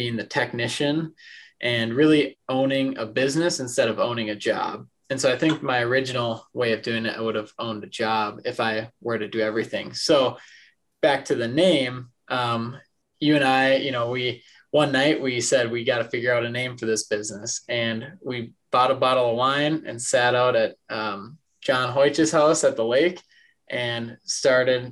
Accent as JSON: {"language": "English", "town": "Detroit Lakes", "region": "Minnesota", "country": "United States", "tie": "born or raised there", "also_born_or_lived": "Mankato, Minnesota", "moved": "as an adult", "lives_now": "Omaha, United States", "said": "born and raised in Detroit Lakes, Minnesota. Grew up there"}